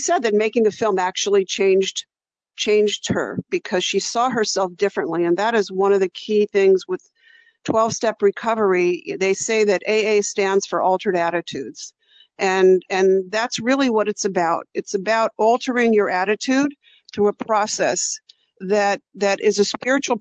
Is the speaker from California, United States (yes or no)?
yes; San Francisco Bay Area, California, United States; growing up in the San Francisco Bay Area